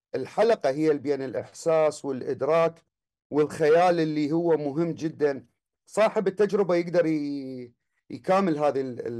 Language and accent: Arabic; Baghdad, Baghdad Governorate, Iraq; الولادة كانت في آه، آه، في الكرادة الشرقية